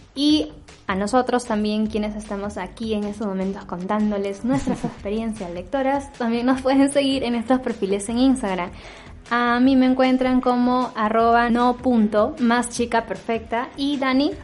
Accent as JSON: {"language": "Spanish", "country": "Peru", "said": "como peruana"}